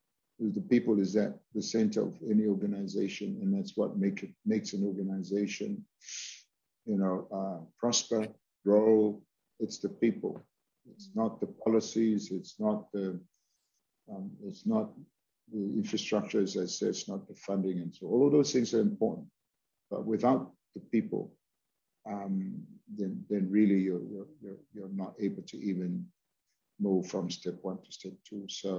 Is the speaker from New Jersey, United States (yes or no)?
no; Hawaii, United States; You know, I'm from Hawaii. You're from Hawaii, and we're people of the land.